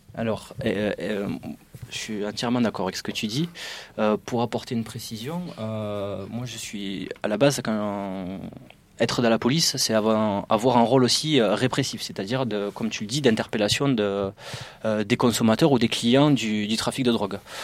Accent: Carcassonne, Occitania, France; moved away as an adult; now in Paris region, France; comme vous pouvez l'entendre à mon accent, je ne suis pas du tout de région parisienne, je ne suis pas du tout du 9-3 ou de même de Noisy-le-Grand. Je viens, de Carcassonne, dans une petite ville dans le sud, à côté de, à côté de Toulouse

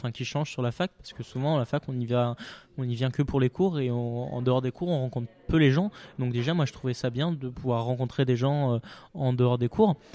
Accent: France; moi, bah, je suis né en France

